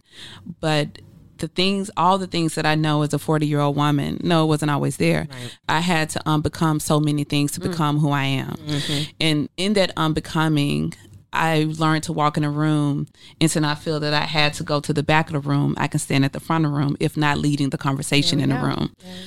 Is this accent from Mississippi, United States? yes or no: yes; Mississippi, United States; now in Atlanta, United States; the way I was raised in Mississippi